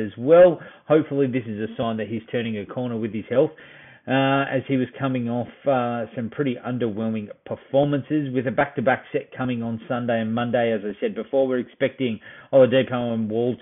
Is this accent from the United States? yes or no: no; Australia; we're Aussie